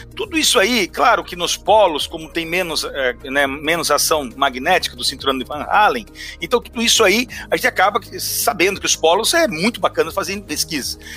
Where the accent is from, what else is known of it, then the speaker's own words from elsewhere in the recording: Brazil; nós como brasileiros